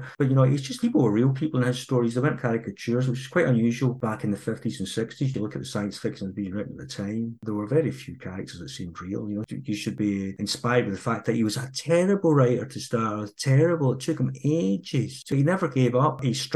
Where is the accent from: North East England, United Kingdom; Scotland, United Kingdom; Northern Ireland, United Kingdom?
Scotland, United Kingdom; Girvan; my hometown of Girvan, which is a terrific wee town